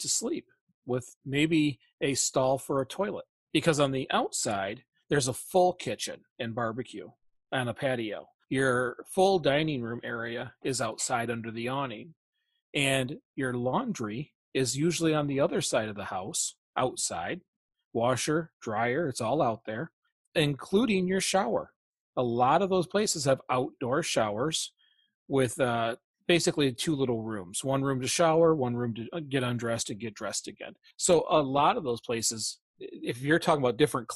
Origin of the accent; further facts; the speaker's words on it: Flint, Michigan, United States; we're from the Flint area